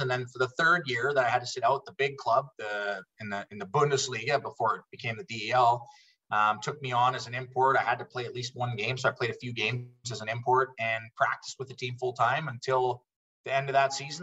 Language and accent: English; Calgary, Alberta, Canada; also born or lived in Switzerland; they they came into Canada, into Calgary actually with me. I was uh, two years old at the time